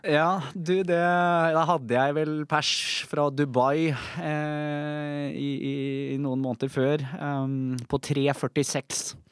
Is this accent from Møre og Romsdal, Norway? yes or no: no; Bærum, Akershus, Norway; Jeg ble født i Bærum eh, i 1983